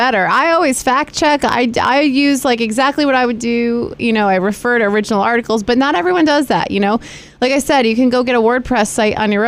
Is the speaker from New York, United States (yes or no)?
yes; Greene County, New York, United States; I grew up in Greene County